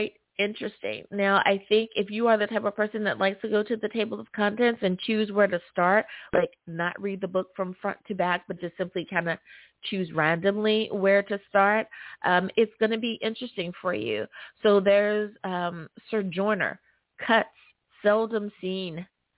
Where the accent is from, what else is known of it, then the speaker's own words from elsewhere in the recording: United States; my home country